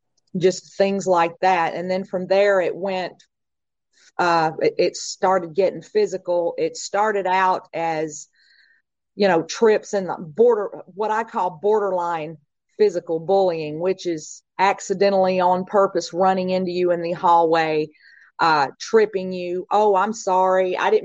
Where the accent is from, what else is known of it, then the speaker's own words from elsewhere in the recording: Covington, Tennessee, United States; I'm from Covington, Tennessee